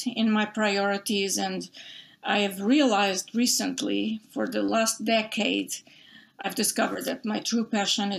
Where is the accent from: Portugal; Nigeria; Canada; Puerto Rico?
Portugal; English is a second language; moved away as an adult; now in United States; when I was growing up in Portugal, I'm originally from Portugal.